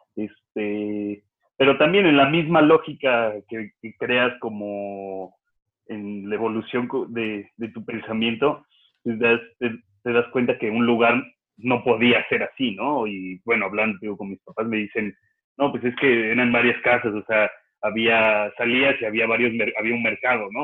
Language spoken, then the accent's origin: Spanish; Mexico City, Mexico; also born or lived in Querétaro; cuando niño, cuando vivía en la Roma, en, en la calle de Puebla